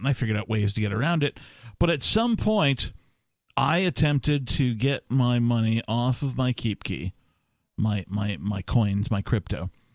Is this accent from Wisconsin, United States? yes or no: yes; Wisconsin, United States; I grew up in Wisconsin